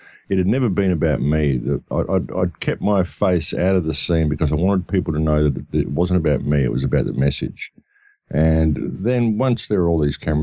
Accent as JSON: {"language": "English", "country": "Australia", "said": "I come from Australia"}